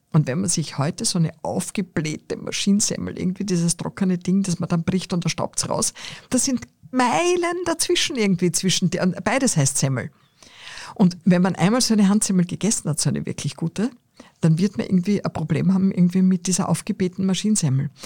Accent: Austria; ich bin am Land aufgewachsen

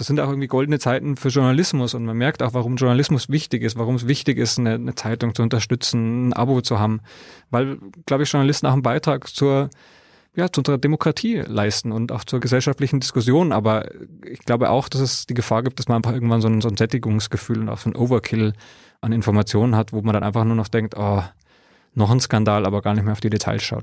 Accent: Bavaria, Germany; Ich bin in Bayern aufgewachsen

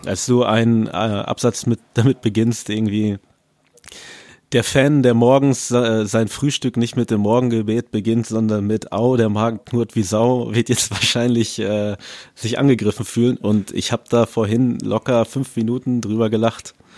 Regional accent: Paderborn, North Rhine-Westphalia, Germany; Ich komme aus der Hip-Hop-Stadt Paderborn.

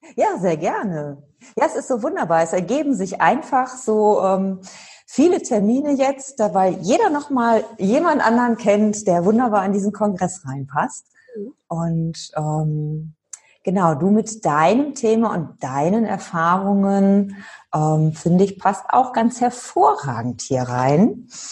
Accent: Cologne, North Rhine-Westphalia, Germany; also born or lived in Freising; ich komme ja aus Köln oder mhm. aus der Gegend von Köln komme ich, jetzt bin ich tatsächlich in Köln

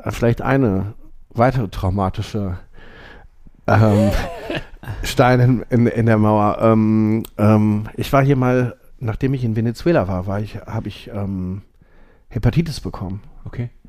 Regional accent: Essen, North Rhine-Westphalia, Germany; ich komme aus Essen-Borbeck. Ähm

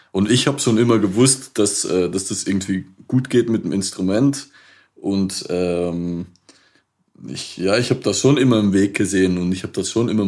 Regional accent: Belgium; accent: Flemish; German is a second language; moved away; also born or lived in Liège; Ähm, ich komme eigentlich äh, ursprünglich aus Belgien, das heißt mit dem Akzent könnte man das vielleicht auch flämisch nennen, äh, was man da hört, wenn ich Deutsch rede.

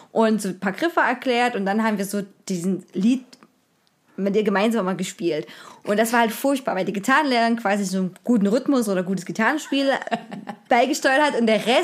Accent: Rheinsdorf, Saxony, Germany; Ich kann ja sagen, wo ich herkomme aus Rheinsdorf, ist nah an Zwickau, ist äh, bekannt durch das Zwickau ist ja bekannt durch die NSU und durch Trabant

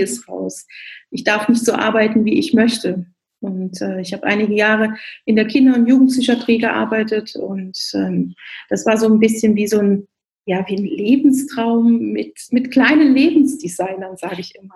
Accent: Rhineland, Germany; moved away as an adult; also born or lived in Bavaria (near Augsburg); now in Augsburg, Germany; Ich bin eigentlich gebürtige Rheinländerin und mit Herz auch noch Rheinländerin

